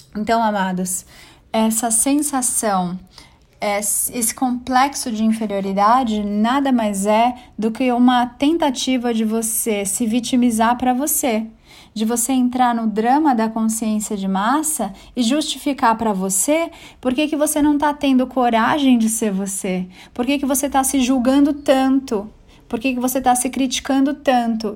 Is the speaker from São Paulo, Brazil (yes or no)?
yes; São Paulo, Brazil; also born or lived in Bangu, Rio de Janeiro / São Bernardo do Campo; fui crescendo, vim para São Paulo. Vim morar primeiro em São Bernardo, depois em São Paulo e comecei a estudar num colégio, numa escola bem bacaninha, que foi onde eu estudei a vida inteira, desde o primário